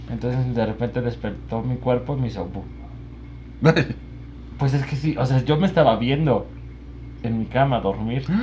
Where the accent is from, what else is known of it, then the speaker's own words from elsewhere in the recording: Puebla, Mexico; Soy de Puebla